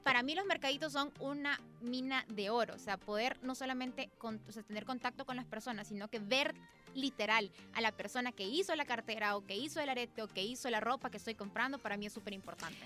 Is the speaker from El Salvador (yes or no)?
yes; El Salvador; así somos los salvadoreños